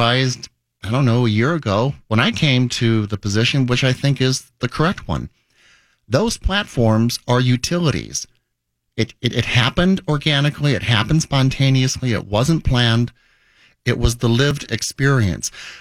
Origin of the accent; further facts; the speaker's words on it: South Dakota, United States; now in Minnesota, United States; I grew up in South Dakota